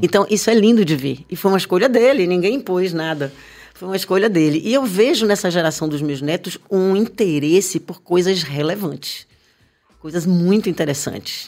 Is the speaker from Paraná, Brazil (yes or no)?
no; Bahia, Brazil; eu sinto falta da minha Bahia na televisão